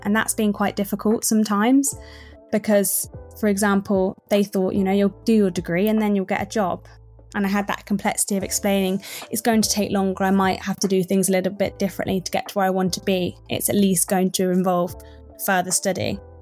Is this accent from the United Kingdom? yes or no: yes; Midlands, United Kingdom; I grew up in the Midlands